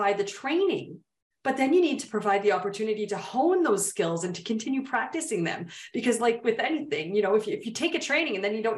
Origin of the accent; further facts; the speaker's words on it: Canada; I'm Canadian